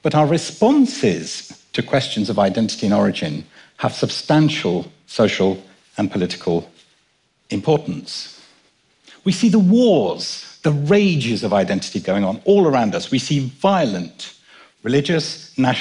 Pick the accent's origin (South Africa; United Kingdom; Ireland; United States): United Kingdom; London; born or raised there; also born or lived in Kenya